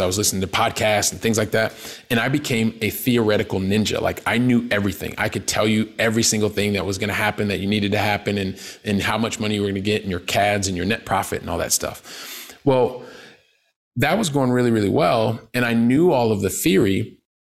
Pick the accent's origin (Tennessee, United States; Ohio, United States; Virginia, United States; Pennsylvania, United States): Ohio, United States; Columbus; moved away as an adult; also born or lived in Paris, France / south of France; now in Barcelona, Spain; I'm from Columbus, Ohio, right? Blue collar family.